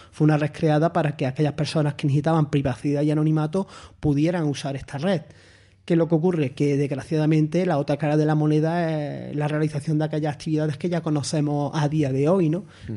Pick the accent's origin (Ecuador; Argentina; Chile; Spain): Spain; Andalusia; moved away as an adult; also born or lived in León; now in Málaga, Spain; siendo andaluz, cinco años fuera de Andalucía